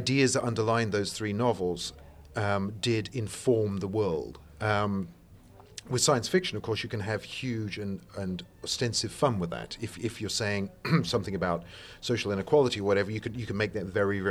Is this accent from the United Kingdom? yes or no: yes; England, United Kingdom; I'm English, not American. I try to hide it, but occasionally it creeps out